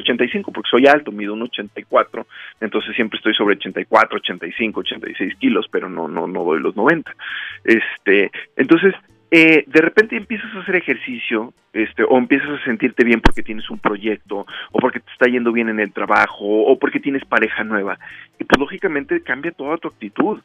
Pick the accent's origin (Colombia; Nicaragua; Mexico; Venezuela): Mexico; Rioverde, San Luis Potosí; en Río Verde, en mi ciudad natal